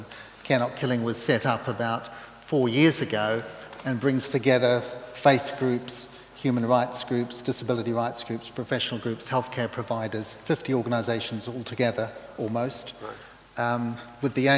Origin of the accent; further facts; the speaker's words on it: New Zealand; moved away as an adult; also born or lived in Kenya; now in United Kingdom; I grew up in New Zealand, trained in medicine, specialised in general surgery